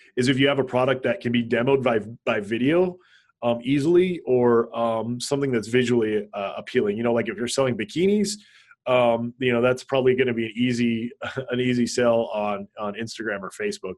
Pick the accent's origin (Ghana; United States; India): United States; Hawaii; I grew up in Hawaii, so uh, there's a lot of uh, Asian culture and influence in Hawaii